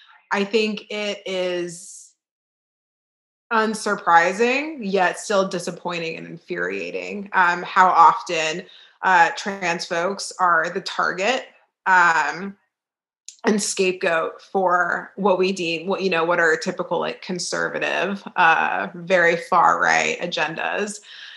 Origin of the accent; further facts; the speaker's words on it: Texas, United States; now in Richmond, Virginia, United States; I tell people I'm from Texas.